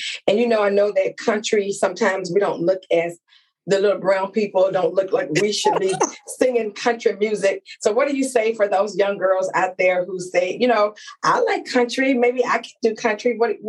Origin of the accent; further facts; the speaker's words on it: Louisiana, United States; We are both Louisiana girls.